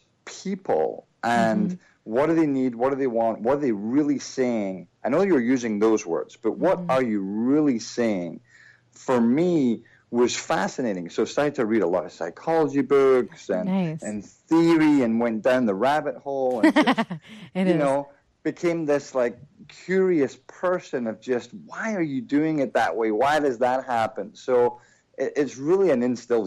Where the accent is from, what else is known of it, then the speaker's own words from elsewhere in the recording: Troon, Scotland, United Kingdom; moved away as an adult; also born or lived in England / Philadelphia; now in United States; I grew up in that little town, played a lot of golf, played a lot of sports